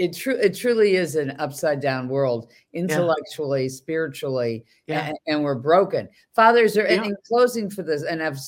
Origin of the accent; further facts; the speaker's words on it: Boston, Massachusetts, United States; I mean, I'm from Boston.